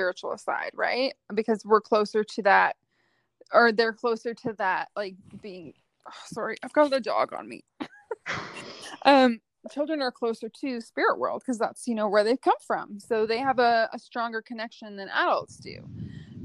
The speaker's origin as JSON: {"language": "English", "town": "Ottawa", "region": "Ontario", "country": "Canada", "tie": "born or raised there", "said": "I grew up in Ottawa"}